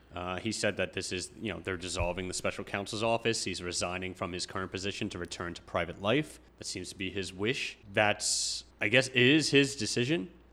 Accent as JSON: {"language": "English", "area": "Long Island", "region": "New York", "country": "United States", "tie": "born or raised there", "moved": "as an adult", "lives_now": "New Jersey, United States", "said": "I grew up on Long Island"}